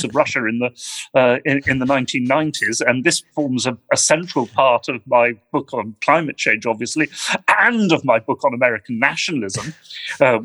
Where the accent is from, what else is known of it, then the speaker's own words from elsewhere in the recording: United Kingdom; Speaking as a Brit